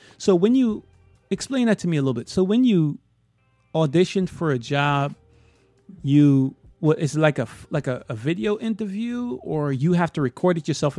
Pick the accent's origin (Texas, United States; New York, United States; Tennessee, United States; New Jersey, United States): New York, United States; New York City; No, listen, I'm from Brooklyn.